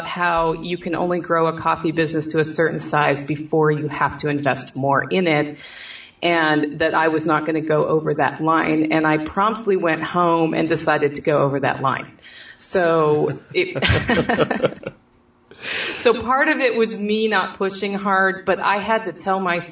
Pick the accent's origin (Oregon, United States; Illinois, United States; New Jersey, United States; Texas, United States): Oregon, United States; now in Southern United States; I'm in the South, and I'm from Oregon